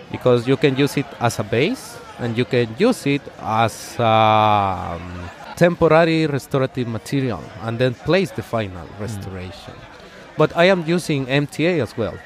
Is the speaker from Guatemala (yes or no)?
yes; Guatemala; the first op- office that I opened was in my hometown. It's a small town in Guatemala